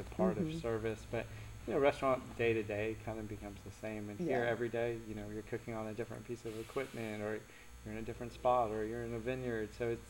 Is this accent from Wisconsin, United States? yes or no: no; Asheville, North Carolina, United States; moved away as an adult; now in California, United States; I grew up in Asheville, and then I moved to California around 2000 to work at the Culinary Institute of America.